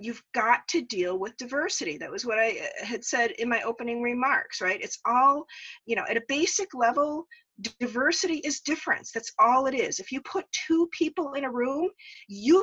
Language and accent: English; Las Vegas, Nevada, United States; I grew up out in Las Vegas.